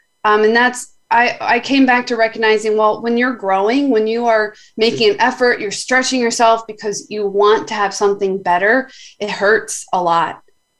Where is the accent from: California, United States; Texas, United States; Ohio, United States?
Texas, United States; Dallas; You live Dallas, Texas.